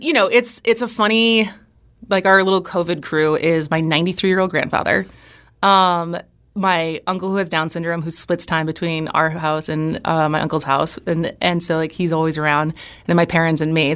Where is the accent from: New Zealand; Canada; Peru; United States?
United States; Madison, Wisconsin; moved away as an adult; also born or lived in Los Angeles / Berkeley / San Francisco / New York; now in Wisconsin Rapids, United States; I grew up in Madison. I've lived in Los Angeles, Berkeley, San Francisco, New York